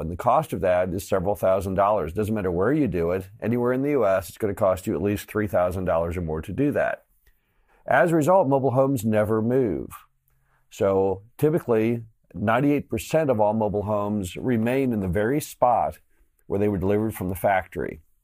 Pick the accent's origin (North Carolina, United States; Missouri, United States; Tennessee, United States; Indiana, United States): Missouri, United States; my home state of Missouri